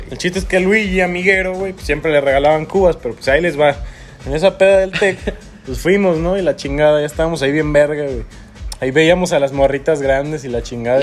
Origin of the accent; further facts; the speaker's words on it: Celaya, Guanajuato, Mexico; Nosotros somos de Celaya, Guanajuato